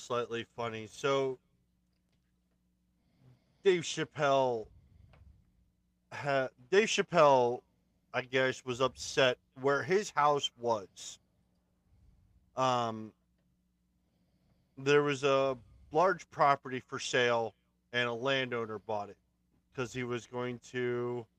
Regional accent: D.C. area, Maryland, United States; I'm from Maryland, I'm from D.C. area

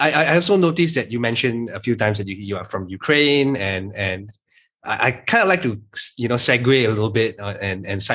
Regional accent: Malaysia; as a Malaysian entrepreneur

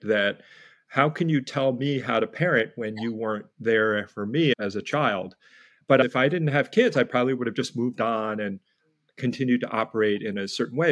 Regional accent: United States; also born or lived in New York City / New Jersey; I was born in New York City at a time when there were very few Koreans, and then grew up in New York and New Jersey

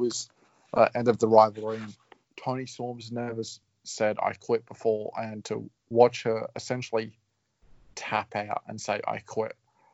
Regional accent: Queensland, Australia; I'm from Queensland

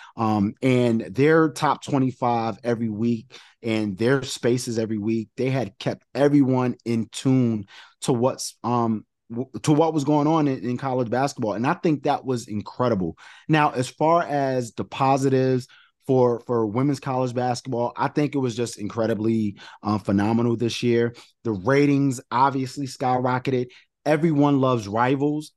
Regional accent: New York, United States; I'm from New York

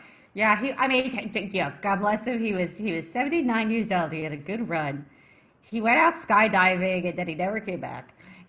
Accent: Ohio, United States; moved away as an adult; I'm from Ohio originally, the Ohio Pepper Steaks, and I met my husband when I was 20 years old.

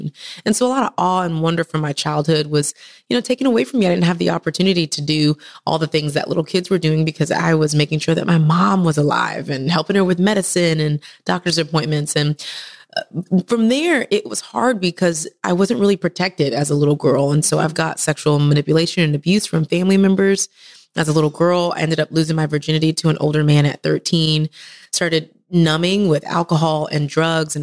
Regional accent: Texas, United States; moved away as an adult; now in Atlanta, United States; originally from Texas, best state in the world

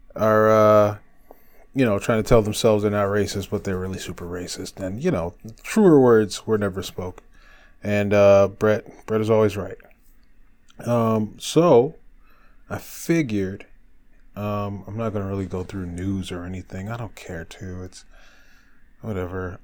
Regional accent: Detroit, Michigan, United States; my hometown of Detroit, Michigan

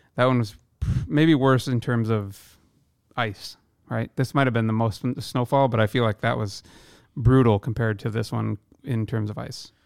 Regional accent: Iowa, United States; born or raised there; now in Seattle, United States

